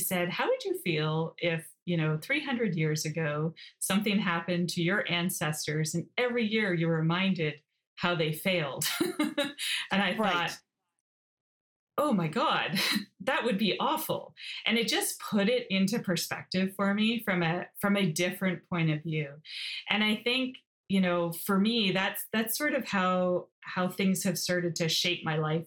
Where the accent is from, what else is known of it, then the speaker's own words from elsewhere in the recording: Toronto, Ontario, Canada; also born or lived in Belfast, Northern Ireland / Johannesburg, South Africa; I grew up in Scarborough in a suburb of Toronto